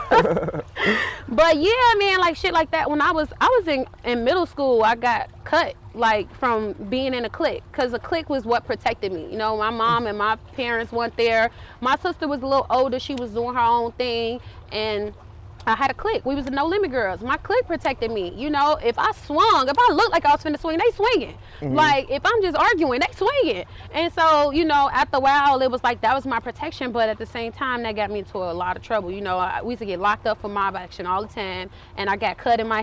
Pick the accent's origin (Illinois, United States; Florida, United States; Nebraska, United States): Illinois, United States; Chicago; I'm from Cabrini. Been through a lot of shit.